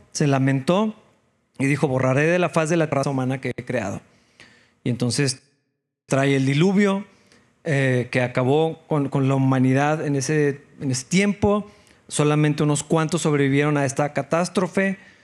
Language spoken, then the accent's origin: Spanish; Mexico; así como muchos mexicanos